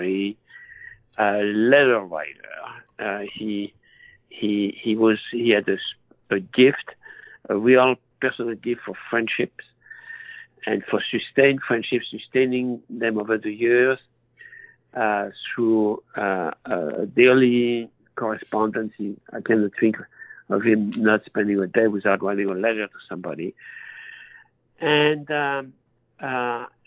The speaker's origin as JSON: {"language": "English", "country": "France", "tie": "born or raised there", "accent": "French", "second_language": "English", "moved": "as an adult"}